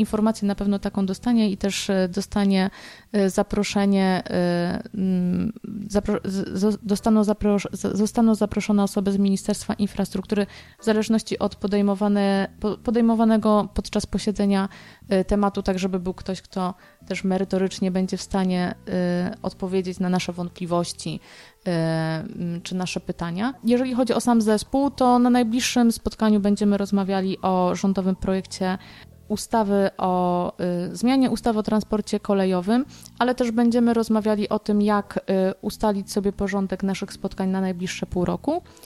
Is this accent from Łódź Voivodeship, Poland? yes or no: yes; Kutno, Łódź Voivodeship, Poland; mieszkańcy mojego rodzinnego miasta